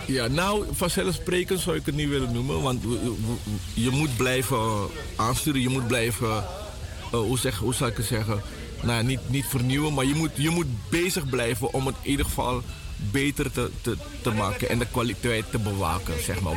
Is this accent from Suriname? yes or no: yes; Suriname; now in Netherlands; mijn jeugd was in Suriname